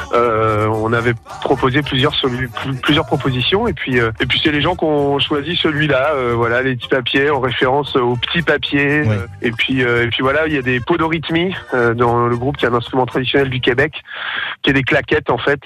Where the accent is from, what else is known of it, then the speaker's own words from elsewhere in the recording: Breton, Brittany, France; also born or lived in Canada; on est breton